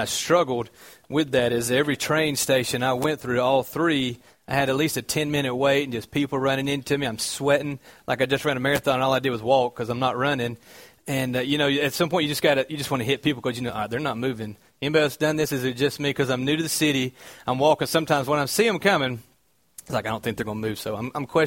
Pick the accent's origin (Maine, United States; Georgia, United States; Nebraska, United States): Georgia, United States; Cartersville; accent: southern twang; moved away; I'm from Cartersville, Georgia. Okay, that's what this weird noise that comes with my voice is. That's called a southern twang